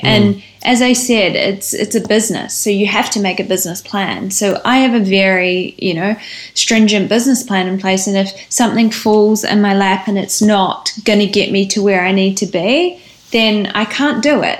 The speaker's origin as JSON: {"language": "English", "country": "New Zealand", "said": "we are all from New Zealand"}